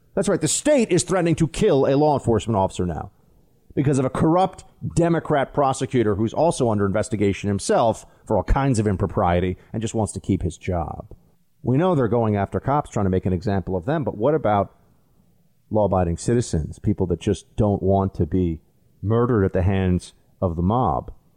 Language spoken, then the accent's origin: English; New York City, New York, United States; It's my hometown, too